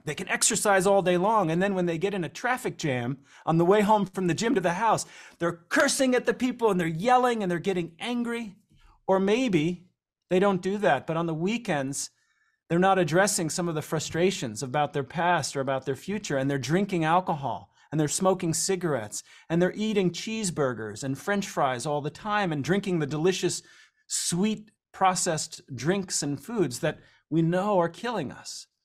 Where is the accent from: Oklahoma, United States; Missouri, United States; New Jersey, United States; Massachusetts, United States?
New Jersey, United States; growing up in New Jersey